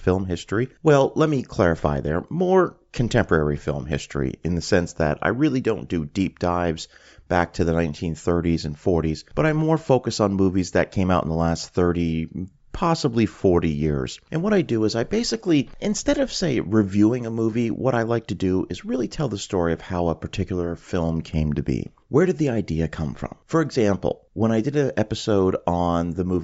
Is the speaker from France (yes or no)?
no; Canada; now in Florida, United States; I'm originally from Canada. That's where I grew up